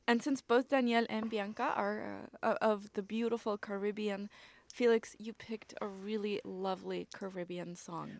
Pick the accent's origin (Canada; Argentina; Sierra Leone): Argentina; now in Mexico; I live in Mexico right now. I'm from Argentina.